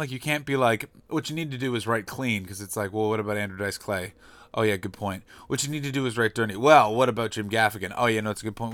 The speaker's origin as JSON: {"language": "English", "country": "Canada", "said": "as a Canadian"}